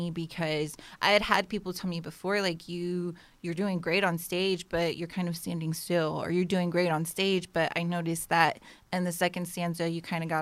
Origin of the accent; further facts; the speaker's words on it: Las Vegas, Nevada, United States; now in Houston, United States; I moved here from Vegas.